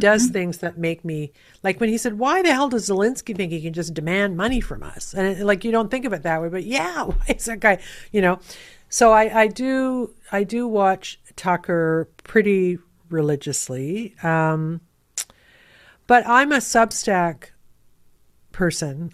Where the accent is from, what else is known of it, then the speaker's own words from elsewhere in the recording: Canada; being Canadian